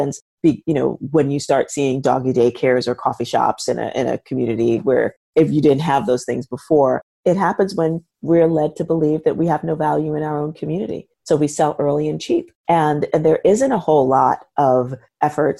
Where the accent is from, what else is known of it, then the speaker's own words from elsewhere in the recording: New York City, New York, United States; I'm born and raised in the South Bronx, which is where I am.